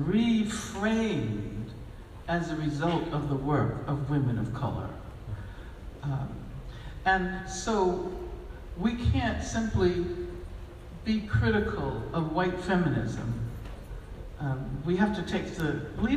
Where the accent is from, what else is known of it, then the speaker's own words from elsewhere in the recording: United States; we are from the United States of America